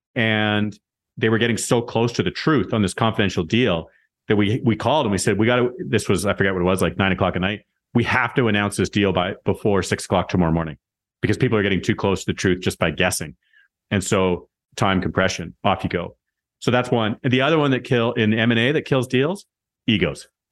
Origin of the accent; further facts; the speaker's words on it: Moose Jaw, Saskatchewan, Canada; I was a kid from Moose Jaw